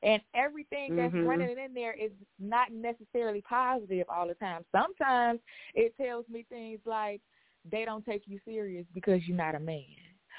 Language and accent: English; Chicago, Illinois, United States; I'm from Chicago.